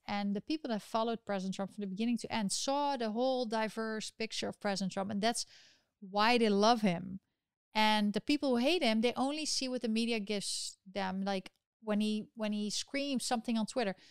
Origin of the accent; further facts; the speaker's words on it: Netherlands; now in New York, United States; my home country of the Netherlands